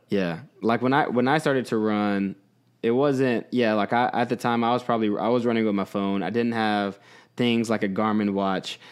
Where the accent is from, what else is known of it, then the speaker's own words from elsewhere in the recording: Texas, United States; moved away; I grew up, mostly grew up in Texas